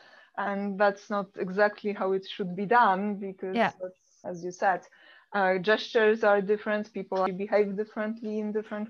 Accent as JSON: {"language": "English", "country": "Poland", "also_born_or_lived": "Finland", "moved": "as an adult", "said": "I come from Poland and we are quite expressive there."}